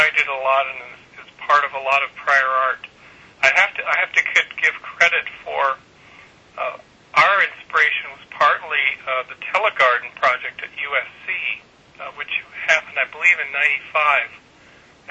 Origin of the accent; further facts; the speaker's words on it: Kamloops, British Columbia, Canada; moved away; I was raised in Kamloops, British Columbia